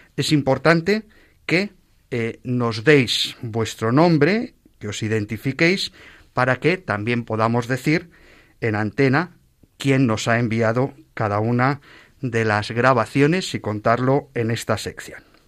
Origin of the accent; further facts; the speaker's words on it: Madrid, Community of Madrid, Spain; yo soy de Madrid